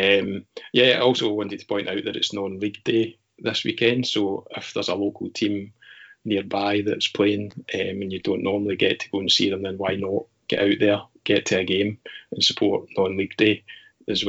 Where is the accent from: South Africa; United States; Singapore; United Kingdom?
United Kingdom; Scotland; us being Scottish